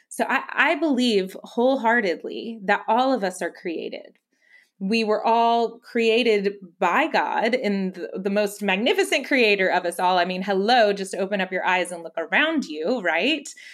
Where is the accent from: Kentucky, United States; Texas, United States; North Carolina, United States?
Texas, United States; McAllen; I grew up in the Valley. I grew up in McAllen